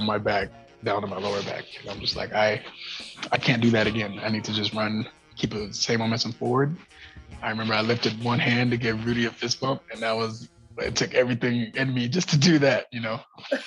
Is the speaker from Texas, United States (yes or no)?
no; San Diego, California, United States; I was born in San Diego, California, with missing tibias in both of my legs